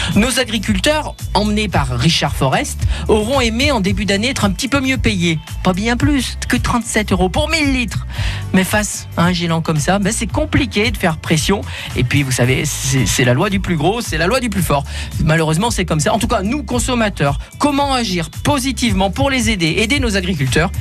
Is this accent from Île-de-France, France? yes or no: no; Loire, Auvergne-Rhône-Alpes, France; chez nous, dans la Loire